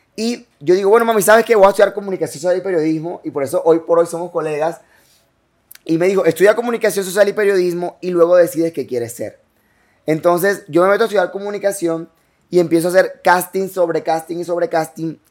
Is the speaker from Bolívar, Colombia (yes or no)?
yes; Cartagena, Bolívar, Colombia; also born or lived in San Pablo, Bolívar / Canaletal; now in Barranquilla, Colombia; Me crió gran parte en Cartagena y luego llego a Barranquilla.